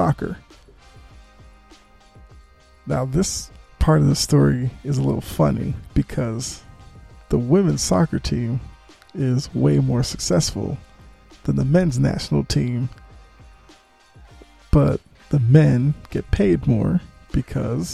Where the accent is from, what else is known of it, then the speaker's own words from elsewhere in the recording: Boston, Massachusetts, United States; I'm from Boston